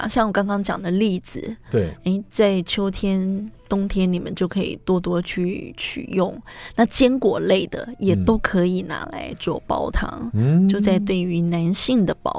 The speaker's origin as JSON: {"language": "Chinese", "country": "Taiwan", "said": "我们台湾人就是因为可能常常会觉得说，哎，吃糯米会很容易胀气，然后胃发炎。"}